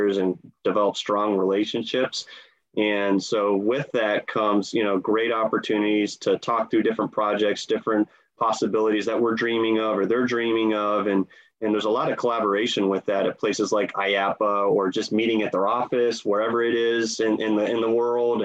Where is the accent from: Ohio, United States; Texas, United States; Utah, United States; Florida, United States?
Ohio, United States; Columbus; I grew up in Ohio, Columbus, Ohio